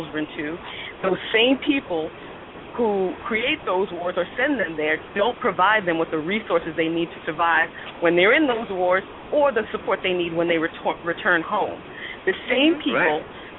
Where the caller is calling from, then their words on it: New York City, New York, United States; I'm calling from St. Albans, Queens, New York.